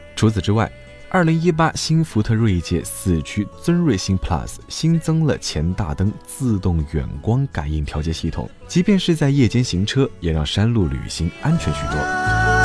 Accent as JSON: {"language": "Chinese", "region": "Jiangxi", "country": "China", "tie": "born or raised there", "moved": "as an adult", "lives_now": "Shanghai, China", "said": "从上海出发，回到暂别的家乡，江西"}